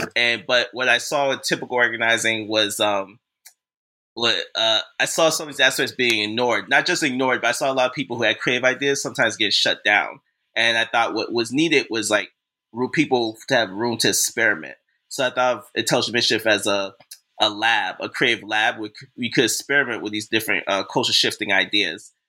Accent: Boston, Massachusetts, United States; now in Brooklyn, New York, United States; I was raised, born and raised in Boston, Massachusetts

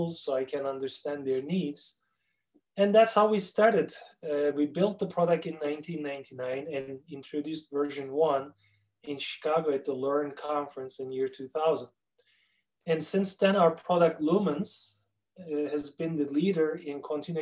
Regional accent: Turkey; accent: Turkish; English is a second language; moved away as an adult; now in Minneapolis, United States; It is a Turkish accent. I'm originally from Turkey. I was born and raised there. In 1994, I immigrated to the United States

